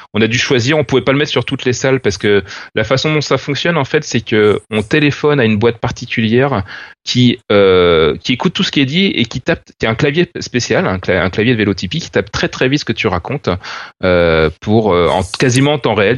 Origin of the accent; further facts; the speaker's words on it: France; en tant que Français